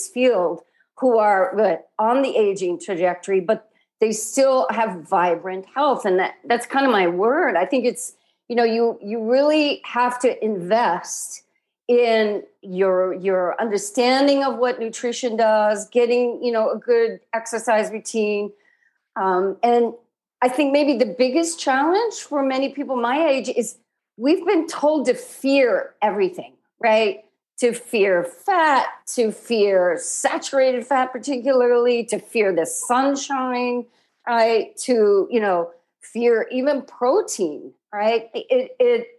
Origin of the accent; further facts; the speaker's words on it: Midwest, United States; I grew up in the Midwest